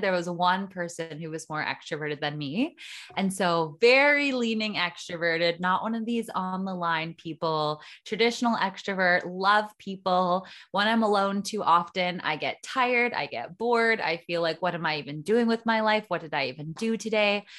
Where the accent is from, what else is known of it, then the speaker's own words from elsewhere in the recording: small town four hours north of Toronto, Ontario, Canada; moved away as an adult; now in Costa Rica; I was born in a small town about four hours north of Toronto and lived in Canada basically my whole life